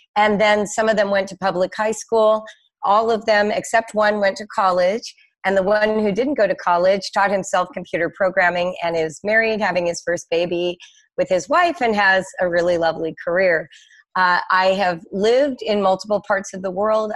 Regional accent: Los Angeles, California, United States; also born or lived in Morocco / France; now in Cincinnati, United States; mostly, I grew up in Los Angeles

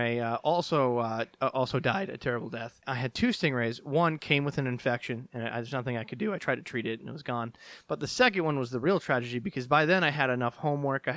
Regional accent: Minnesota, United States; I'm from Minnesota

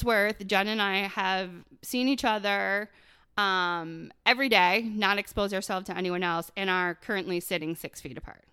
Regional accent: Buffalo, New York, United States; moved away; I grew up in Buffalo

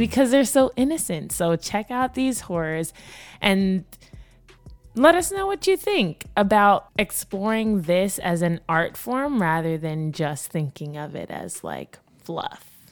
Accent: Jamaica; moved away; I grew up in Jamaica

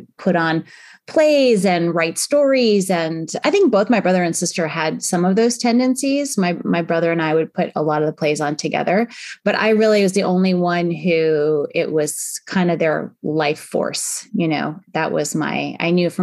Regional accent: Northport, New York, United States; moved away as an adult; now in San Francisco, United States; I grew up on Long Island, which is just outside of New York City in New York

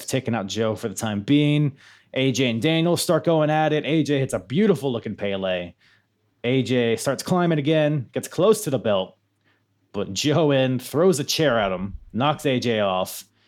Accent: Philippines; I'm, I'm a Filipino

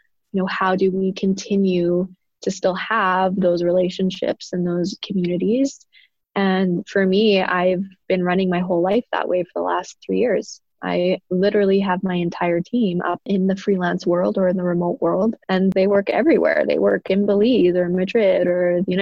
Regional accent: Canada; on my father's side, I'm a first generation Canadian. They immigrated from Italy

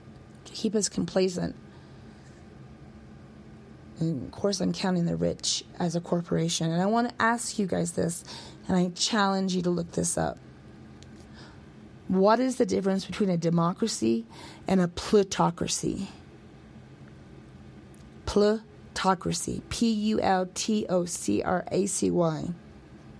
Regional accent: United States; I'm an American boy

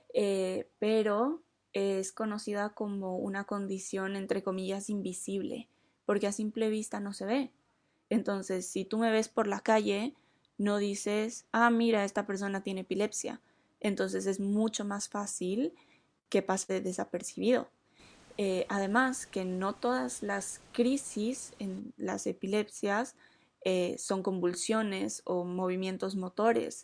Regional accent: Bolivia; en Bolivia, que es de donde soy

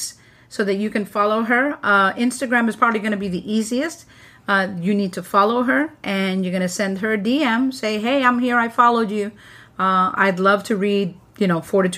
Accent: New York, United States; I'm a New Yorker

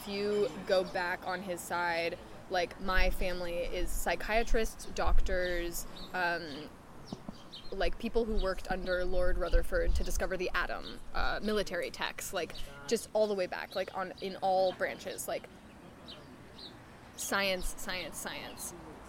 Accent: Stratford-upon-Avon, West Midlands, United Kingdom; Like, specifically Stratford-upon-Avon. And so Shakespeare was always kind of on my radar, just being British.

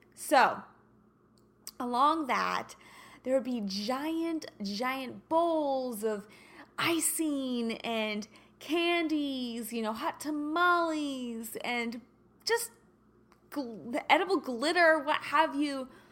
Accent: Kansas City, United States; moved away; also born or lived in St. Louis / Los Angeles area; I'm a Kansas girl. You know this. I was born and raised in Kansas City

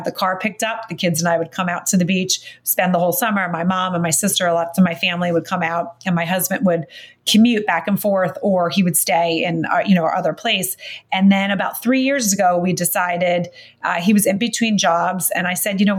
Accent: outside of Philadelphia, Pennsylvania, United States; also born or lived in New York; now in Remsenburg, United States; I grew up outside of Philadelphia

